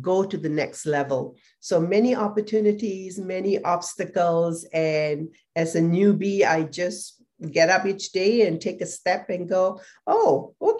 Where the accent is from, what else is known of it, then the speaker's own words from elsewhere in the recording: Singapore; moved away; I was also from Singapore